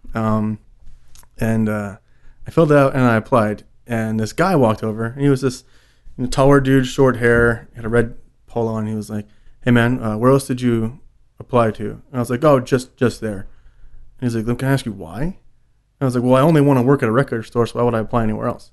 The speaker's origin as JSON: {"language": "English", "region": "New York", "country": "United States", "tie": "born or raised there", "said": "growing up in New York"}